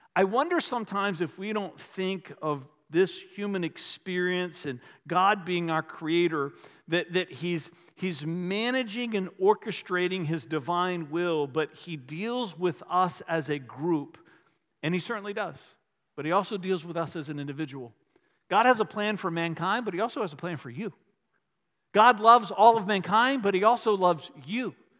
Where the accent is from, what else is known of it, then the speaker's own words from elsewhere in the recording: Varina, Virginia, United States; I grew up in the Episcopal Church when I was little in a little town called Verina in Henrico County, just outside of Richmond